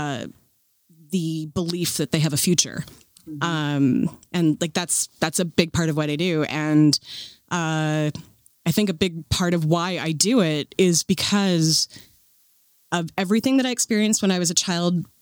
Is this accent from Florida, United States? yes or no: no; Seattle, Washington, United States; Born and raised in Seattle